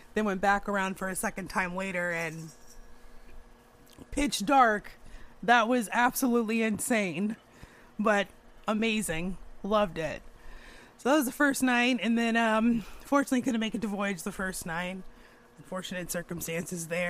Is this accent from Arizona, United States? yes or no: yes; outside of Phoenix, Arizona, United States; moved away; my hometown outside of Phoenix, Arizona, Superstition Mountain